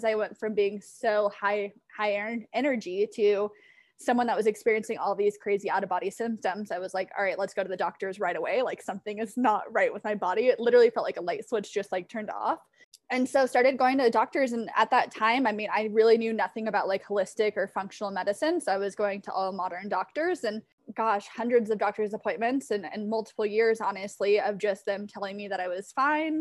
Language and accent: English; Southern California, United States; moved away as an adult; now in Denver, United States; I decided to move out of Southern California, which is near and dear to my heart and my hometown and my family and my friends, and packed up and moved to Denver, Colorado